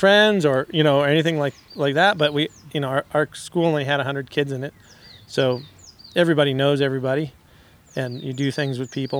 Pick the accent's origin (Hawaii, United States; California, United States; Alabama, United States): California, United States; I grew up in Lake Tahoe.